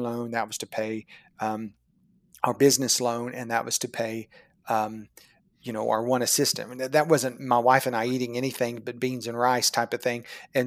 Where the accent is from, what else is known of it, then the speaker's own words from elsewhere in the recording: Chickasha, Oklahoma, United States; my hometown of Chickasha, Oklahoma, population 17,000